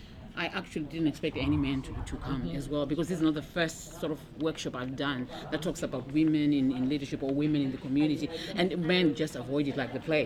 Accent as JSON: {"language": "English", "town": "Birmingham", "region": "West Midlands", "country": "United Kingdom", "said": "I come from Birmingham, which is quite diverse and everything"}